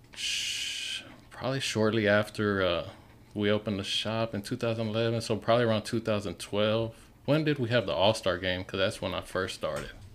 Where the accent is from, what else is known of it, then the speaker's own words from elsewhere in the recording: Pasadena, Texas, United States; I grew up in Pasadena